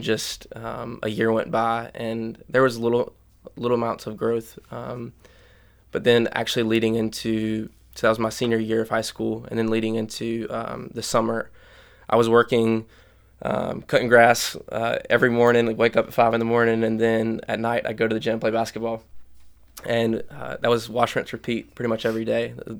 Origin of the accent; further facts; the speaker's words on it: Union, United States; I grew up in Union.